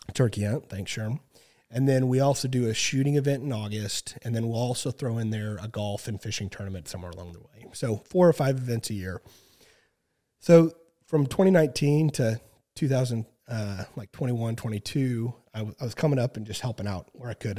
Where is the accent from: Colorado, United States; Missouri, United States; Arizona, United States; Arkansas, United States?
Missouri, United States; Southwest; work school down in Southwest Missouri. Um, it's actually where, my hometown